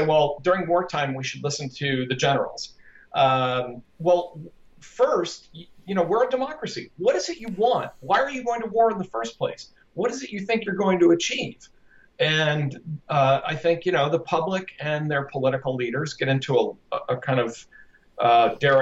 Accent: United States; I'm an American

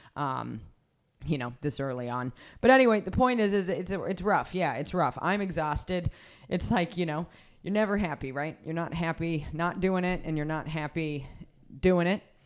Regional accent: Reno, Nevada, United States; I grew up in Reno. I love Reno.

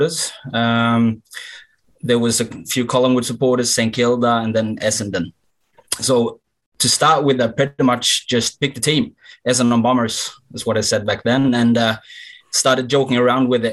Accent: Sweden; also born or lived in Melbourne, Australia; I'm 33 and born and raised in Sweden.

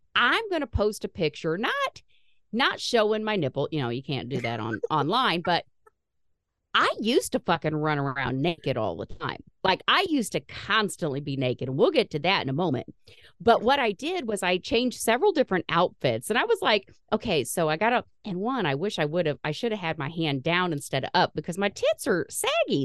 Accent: Indiana, United States; We're from Indiana

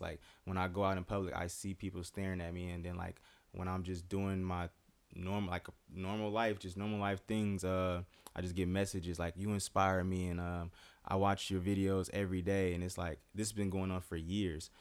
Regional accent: United States; growing up in the Quad Cities

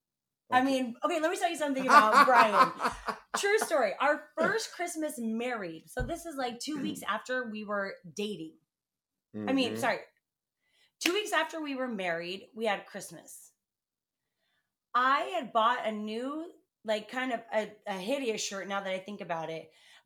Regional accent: United States

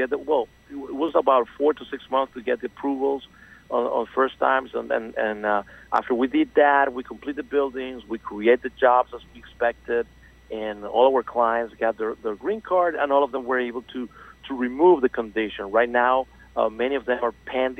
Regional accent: Venezuela; moved away as an adult; now in South Florida, United States; I'm originally from Venezuela, and I moved to South Florida in 2001.

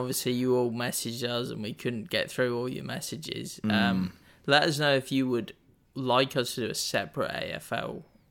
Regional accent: England, United Kingdom; So, I don't know if that's growing up in England. I don't really get that.

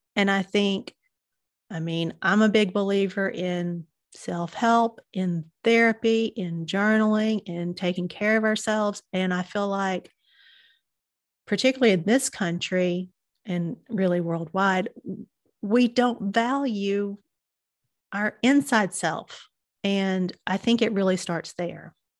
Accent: Southern United States, United States; accent: Southern; now in Chattanooga, United States; you can tell by my accent, I'm a Southern girl.

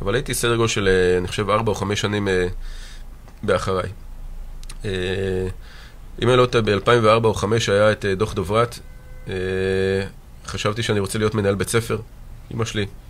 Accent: Mitzpe Ramon, Southern District, Israel; נולדתי במצפה רמון, גדלתי שם והתחנכתי שם

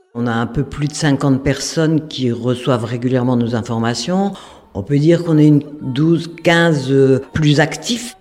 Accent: Lille, Hauts-de-France, France; moved away as an adult; now in Hasparren, France; Je suis à Spandard depuis 2011, alors que à l'origine, moi, je suis lilloise

